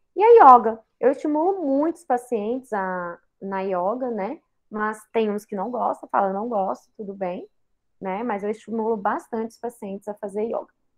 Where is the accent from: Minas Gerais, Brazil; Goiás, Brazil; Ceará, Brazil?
Goiás, Brazil; Goiânia; eu sou natural de Goiânia